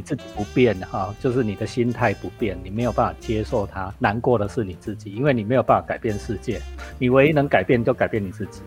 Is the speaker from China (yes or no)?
no; Taiwan; 我们台湾人